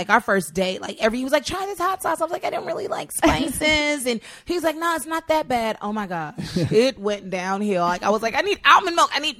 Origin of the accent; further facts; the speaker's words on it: Utah, United States; born there; Like I was born in Utah with the Mormons.